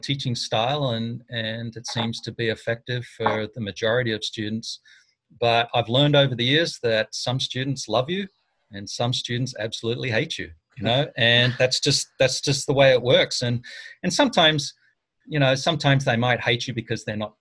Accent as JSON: {"language": "English", "town": "Armidale", "region": "New South Wales", "country": "Australia", "tie": "born or raised there", "moved": "as an adult", "lives_now": "United States", "said": "my hometown is a place called Armidale."}